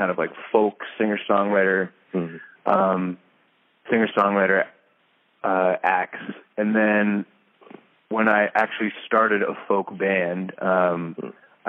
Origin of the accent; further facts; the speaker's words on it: suburbs surrounding Boston, Massachusetts, United States; also born or lived in New York; I grew up in kind of suburbs surrounding Boston